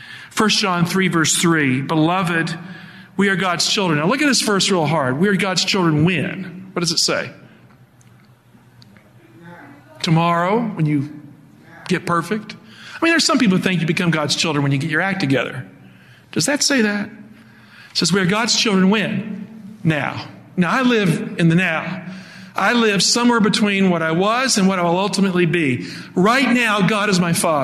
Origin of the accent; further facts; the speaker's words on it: Appalachia, United States; I grew up in Appalachia